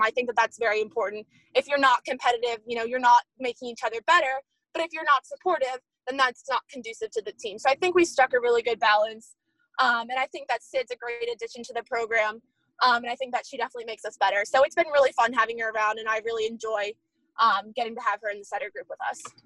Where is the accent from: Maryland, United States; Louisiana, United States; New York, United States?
Maryland, United States; I'm from Maryland